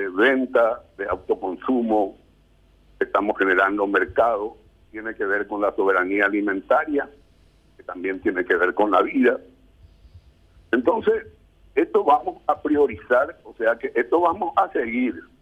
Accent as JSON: {"language": "Spanish", "town": "Coronel Oviedo", "region": "Caaguazú", "country": "Paraguay", "tie": "born or raised there", "said": "mi pueblo, en Coronel Oviedo"}